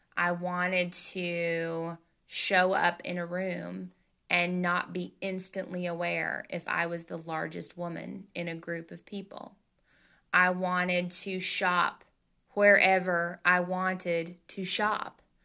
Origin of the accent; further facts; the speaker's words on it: Tennessee, United States; I'm from Tennessee, and in the South, man, that's what we